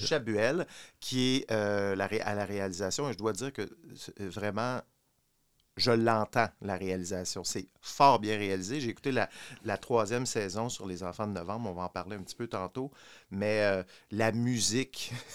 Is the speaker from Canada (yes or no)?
yes; Quebec, Canada; j'ai grandi au Québec pendant ces années-là